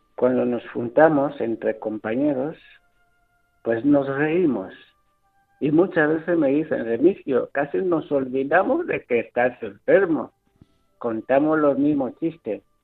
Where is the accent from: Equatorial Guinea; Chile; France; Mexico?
Equatorial Guinea; moved away as an adult; now in Spain; mi tierra de Guinea